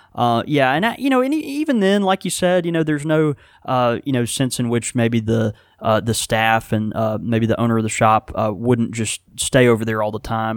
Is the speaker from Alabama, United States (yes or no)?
no; Houston, Texas, United States; now in Mississippi, United States; I was born in Houston, Texas